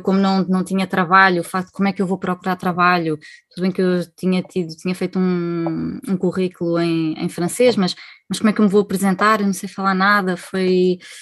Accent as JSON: {"language": "Portuguese", "town": "Marinha Grande", "region": "Leiria District", "country": "Portugal", "also_born_or_lived": "Switzerland", "moved": "as an adult", "said": "somos da Marinha Grande, somos portugueses uh, e em 2012 emigramos para a Suíça"}